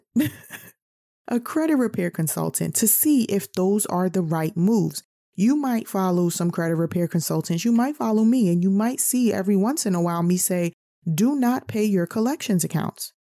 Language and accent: English; New York, United States; growing up in New York, being a New Yorker